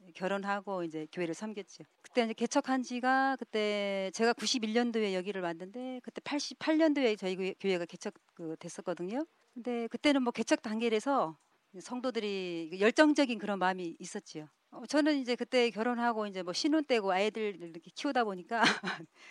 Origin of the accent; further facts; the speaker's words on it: South Korea; moved away as an adult; now in Jeju, South Korea; 고향은 육지인데요